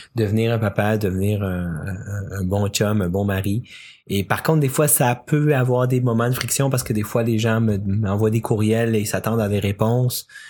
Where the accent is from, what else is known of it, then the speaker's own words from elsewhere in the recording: Quebec, Canada; also born or lived in Chile; je suis né ici au Québec et euh, mes 11 premières années, bon, bien sûr, une enfance bien normale, mais à mes 11 ans, on est déménagé au Chili avec ma famille pendant 5 ans